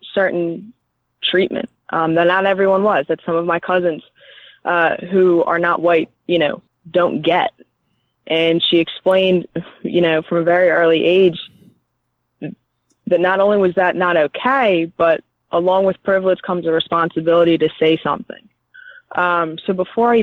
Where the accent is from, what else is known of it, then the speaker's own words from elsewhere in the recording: Philadelphia, Pennsylvania, United States; I grew up in Philadelphia